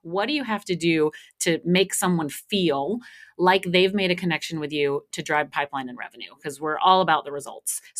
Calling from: Austin, Texas, United States; I am here just north of Austin, Texas.

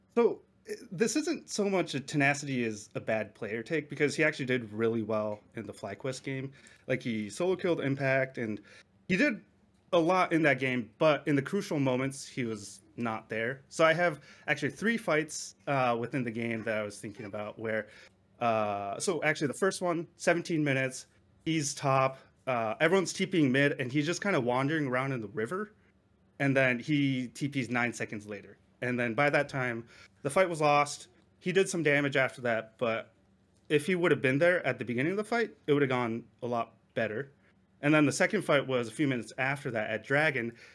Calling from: Japan; I'm calling from Japan

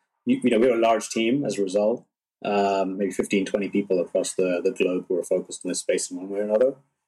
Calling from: San Francisco, California, United States; I'm dialing in from San Francisco, which is where I'm based.

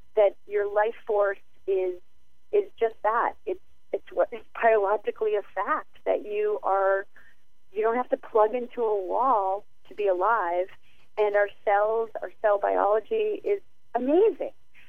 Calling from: New England, United States; I'm calling from New England right now

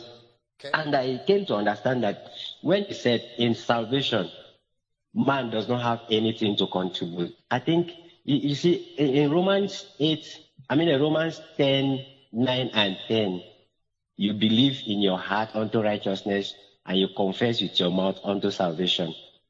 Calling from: Uyo, Akwa Ibom, Nigeria; I'm calling from Uyo.

